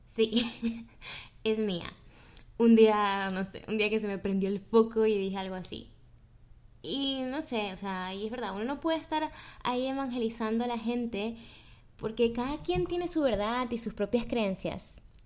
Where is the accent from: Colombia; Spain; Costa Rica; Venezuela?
Venezuela; nacimos en Venezuela